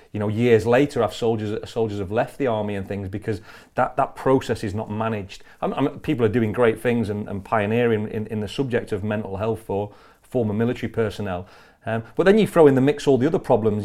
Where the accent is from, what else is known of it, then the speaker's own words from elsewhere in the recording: Blackpool, North West England, United Kingdom; in Blackpool okay. in Lancashire